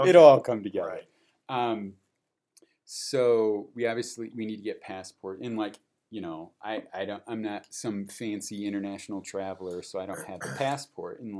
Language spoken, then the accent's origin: English; Peoria, Illinois, United States; born or raised there; moved away